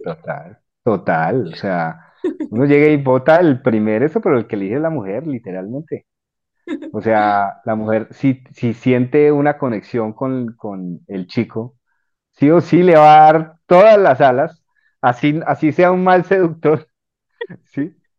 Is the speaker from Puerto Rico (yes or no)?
no; Colombia